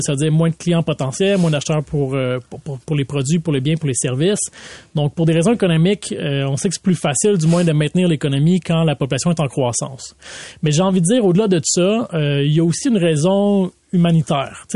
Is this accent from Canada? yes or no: yes; Laval, Quebec, Canada; j'ai grandi à Vimont